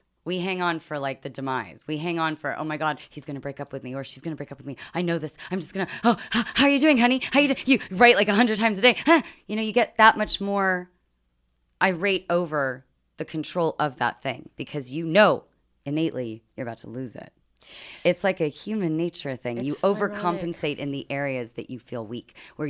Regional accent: United Kingdom; accent: British; I'm British.

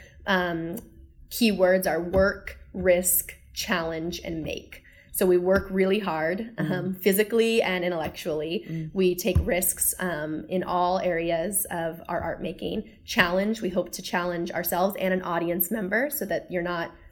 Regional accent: Satellite Beach, Florida, United States; In Satellite Beach, Florida, which is just an hour and 20 minutes to the east of us

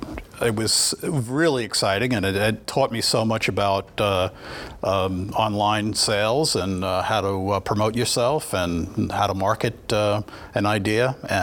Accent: New York, United States; moved away as an adult; now in Rogers, United States; I grew up in New York and went to the School of Visual Arts in New York for 4 years in college

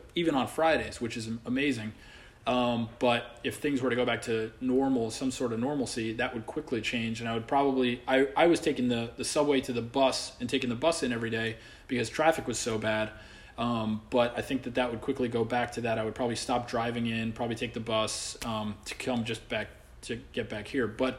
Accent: Saudi Arabia; now in New York, United States; I grew up over in Saudi Arabia

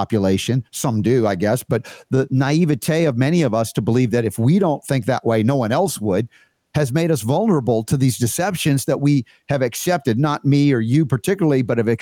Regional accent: United States; I'm American born

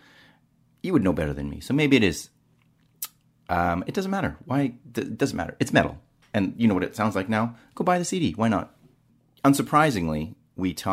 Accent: Southern Alberta, Canada; moved away; I'm over 40 from Southern Alberta and that's what my people listen

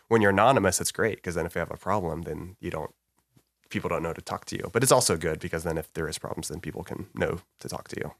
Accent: Alvin, Texas, United States; moved away as an adult; also born or lived in Waco, Texas; now in Dallas, United States; I grew up in Alvin

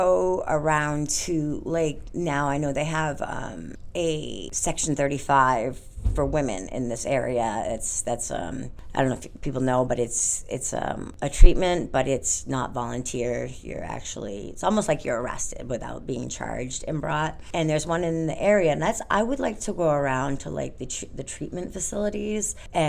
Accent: Orange, Massachusetts, United States; I'm from Orange, Massachusetts, yeah.

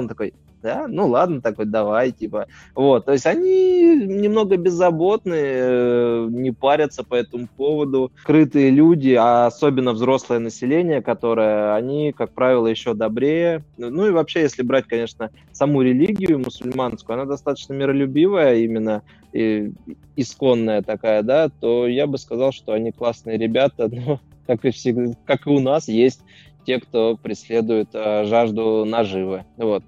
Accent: Russia; я из России

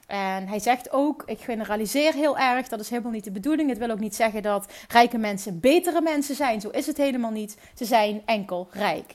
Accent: Netherlands; accent: Dutch; mijn Nederlandse accent

